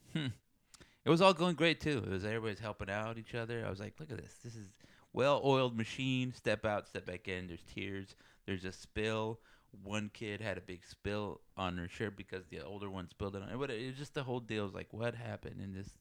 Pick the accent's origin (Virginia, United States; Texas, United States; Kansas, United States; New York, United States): Texas, United States; South; moved away; I come from South Texas